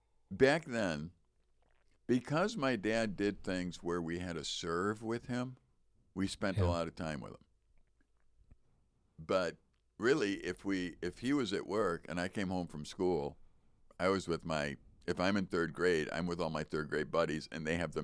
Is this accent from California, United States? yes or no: no; Chicago, Illinois, United States; even back when I was young, growing up in Chicago, typical child, they go to school early